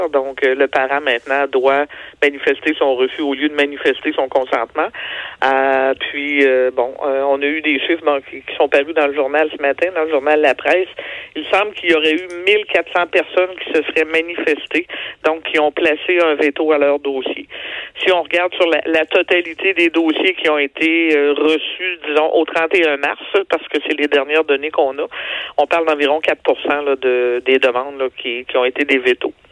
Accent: Quebec, Canada

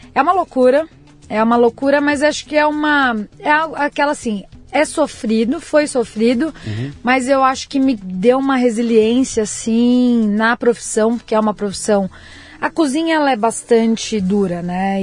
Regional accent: Itaquaquecetuba, São Paulo, Brazil; moved away as an adult; also born or lived in Mogi das Cruzes; now in Sydney, Australia; Eu nasci em Mogi das Cruzes, mas minha família sempre morou em Itaquaquecetuba, Grande São Paulo.

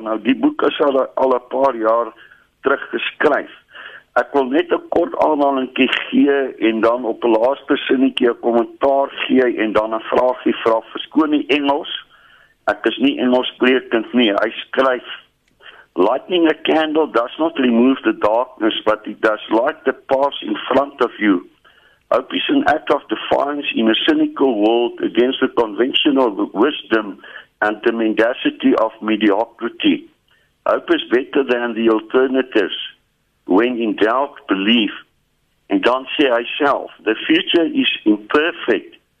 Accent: South Africa; first language Afrikaans; ek sien myself as 'n Suid-Afrikaner. Ek is Afrikaanssprekend

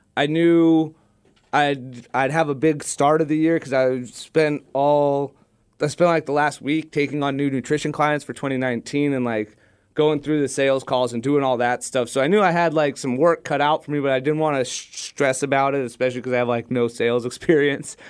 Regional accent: Southern California, United States; growing up in Southern California

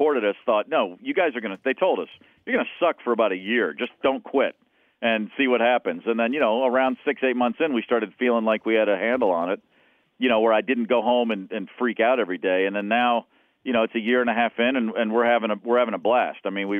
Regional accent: Kentucky, United States; also born or lived in Baltimore; now in Nashville, United States; I grew up in Kentucky, an hour north of here, so I've known Nashville really since I was 10 when I moved there from Baltimore.

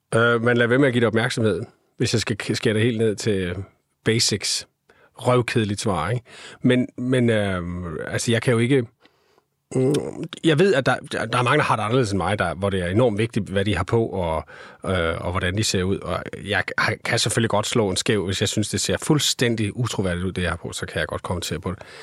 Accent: Skanderborg, Central Denmark Region, Denmark; Jeg kommer fra Skanderborg

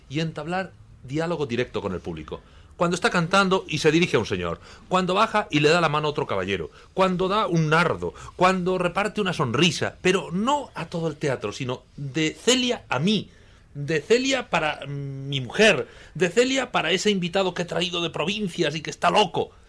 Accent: Granada, Andalusia, Spain; yo vine de Granada de estudiante, aprendí a visitar los teatros a través de la CLA

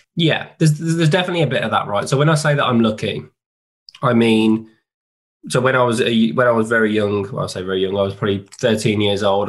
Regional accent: West Midlands, United Kingdom; I grew up in the in the West Midlands where I still live now

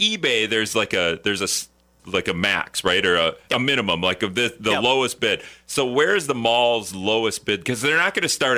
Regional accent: Appleton, Wisconsin, United States; now in La Crosse, United States; I'm from Appleton.

